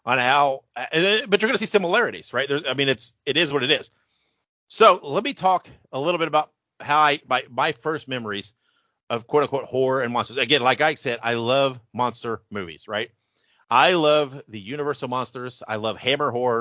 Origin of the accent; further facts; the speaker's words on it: Indiana, United States; I grew up in Indiana, on WTTV4 out of Indianapolis